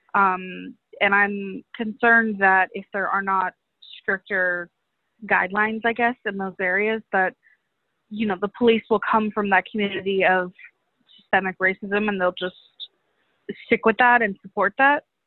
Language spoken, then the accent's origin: English; Oakland, California, United States; I'm actually from Oakland